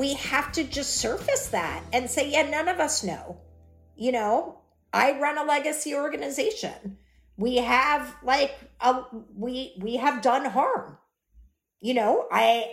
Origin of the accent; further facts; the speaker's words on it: Texas, United States; I'm from Texas